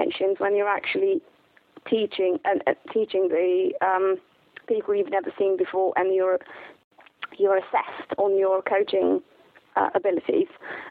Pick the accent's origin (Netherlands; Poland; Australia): Poland; also born or lived in London, England; now in England; I'm originally from Poland